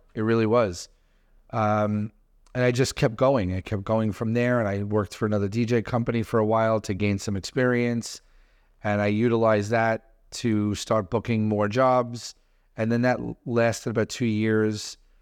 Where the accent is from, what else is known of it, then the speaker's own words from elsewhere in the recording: New York City, New York, United States; I grew up in Brooklyn